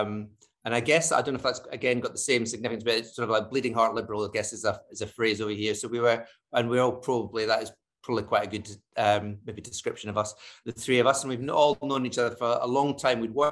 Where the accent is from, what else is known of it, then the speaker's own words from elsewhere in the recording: Scotland, United Kingdom; moved away as an adult; I'm from Scotland originally, although I've not lived there for about 30 years.